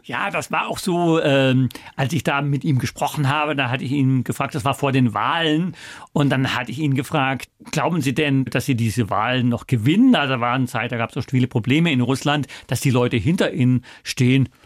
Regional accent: Germany; also born or lived in China / Rio de Janeiro, Brazil / New York, United States / Russia; wir als Deutsche

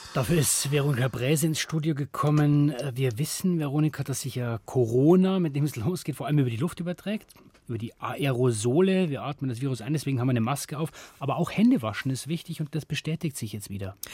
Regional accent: Bavaria, Germany; bei uns in Bayern

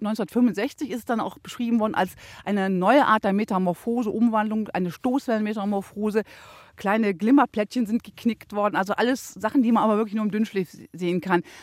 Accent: Rhineland, Germany; das macht mich jetzt so ein bisschen stolz als Rheinländer

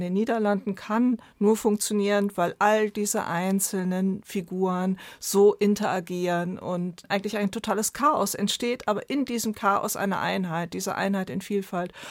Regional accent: Germany; bei uns in Deutschland

